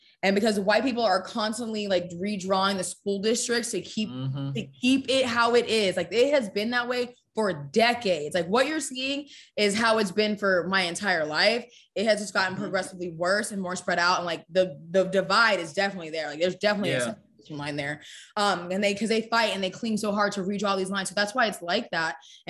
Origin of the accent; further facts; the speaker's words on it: Gwinnett County, Georgia, United States; also born or lived in East Cobb, Georgia / Edgewood, Atlanta; I was born in Gwinnett County, that's where I'm from originally. And then I grew up until I was up there until 13 to about seventh grade. My parents got divorced. And then I moved down to East Cobb.